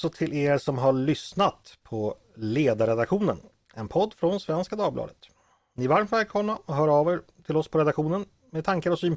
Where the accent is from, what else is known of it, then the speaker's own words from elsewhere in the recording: Gotland, Sweden; mitt råd som gotlänning är ju att